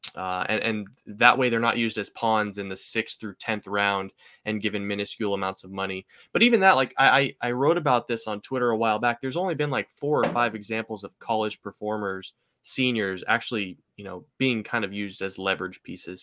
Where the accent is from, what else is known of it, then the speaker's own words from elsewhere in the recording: Seattle, Washington, United States; I'm from Seattle